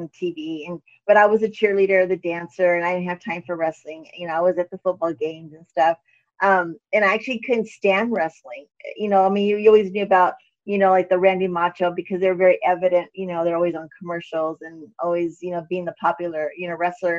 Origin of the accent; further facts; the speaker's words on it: El Paso, Texas, United States; also born or lived in Mexico City / Tampa, Florida / Phoenix, Arizona; now in Houston, United States; I was born in El Paso, Texas. Woo! Chuco town.